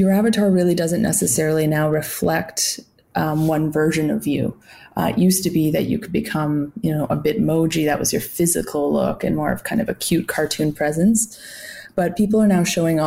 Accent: Canada; as a Canadian

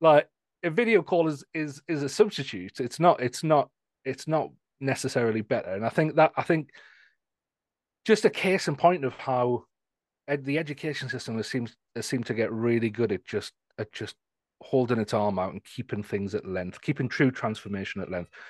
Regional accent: Newcastle, North East England, United Kingdom; I'm from the, the north of England, near Scotland, um, in a place called Newcastle

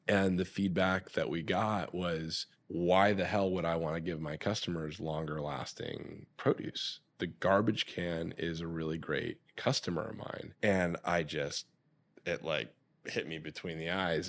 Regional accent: Michigan, United States; now in California, United States; growing up in Michigan

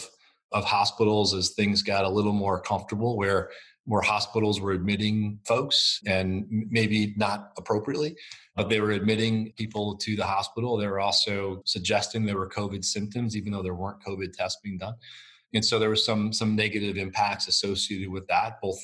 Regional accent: United States; as an American public

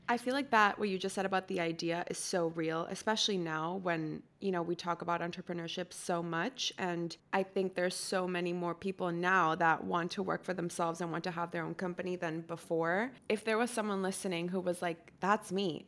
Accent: Costa Rica; moved away as an adult; now in United States; I'm from Costa Rica, and I was born and raised there

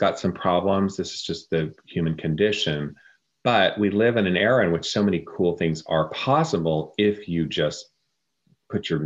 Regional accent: Oklahoma, United States; also born or lived in Texas; Yes, I was born in Texas. I was raised in Oklahoma.

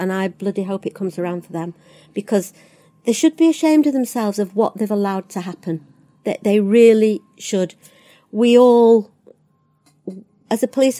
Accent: Littleborough, North West England, United Kingdom; born there; I don't even know Rochdale very well, even though, strangely enough, I was born there in Littleborough.

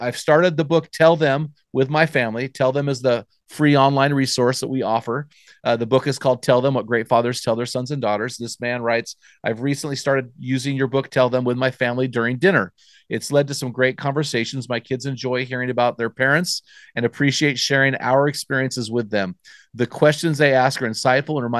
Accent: United States; accent: American; our American accent

